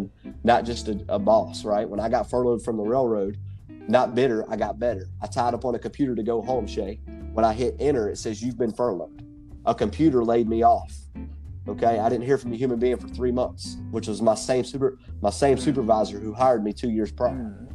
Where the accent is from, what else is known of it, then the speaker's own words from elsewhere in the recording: McDonough, Georgia, United States; my hometown of McDonough